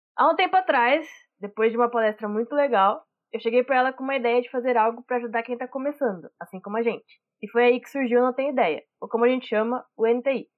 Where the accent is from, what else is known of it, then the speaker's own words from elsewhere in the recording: Catanduva, São Paulo, Brazil; eu sou de Catanduva, interior de São Paulo